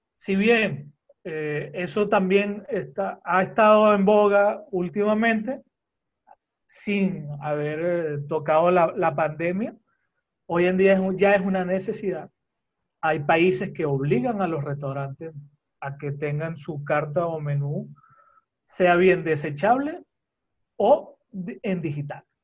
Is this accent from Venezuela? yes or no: yes; Venezuela; moved away; also born or lived in Costa Rica; soy venezolano, eh, pero he tenido la dicha y la oportunidad de eh, estar en varios sitios mm, del mundo